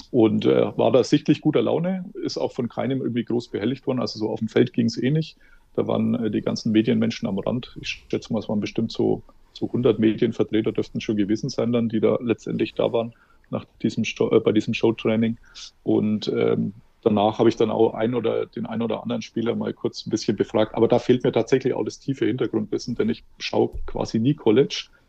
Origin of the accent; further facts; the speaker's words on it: Germany; Als Deutscher